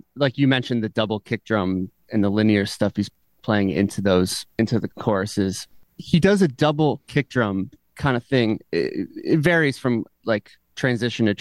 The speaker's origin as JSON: {"language": "English", "region": "Vermont", "country": "United States", "tie": "born or raised there", "said": "I grew up in Vermont, and I had parents who were really into music"}